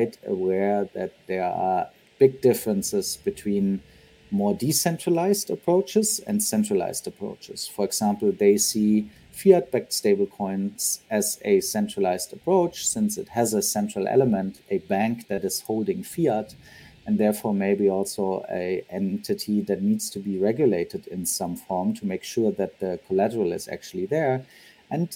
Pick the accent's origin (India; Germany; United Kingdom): Germany; also born or lived in San Francisco; Grew up in Germany